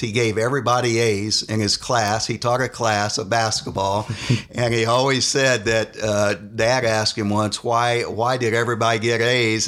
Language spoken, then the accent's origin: English; Yorktown, Indiana, United States; Ball State was close since we grew up in Yorktown